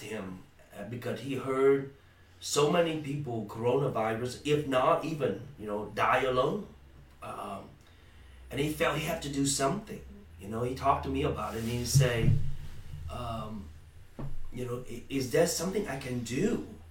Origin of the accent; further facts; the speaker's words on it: Vietnam; also born or lived in Malaysia; now in United States; I'm from Vietnam originally. Okay, uh, escaped the country in '81 by boat, known as boat people